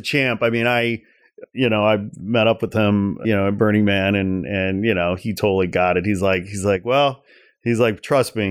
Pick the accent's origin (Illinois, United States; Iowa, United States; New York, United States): Illinois, United States; outside Chicago; growing up outside Chicago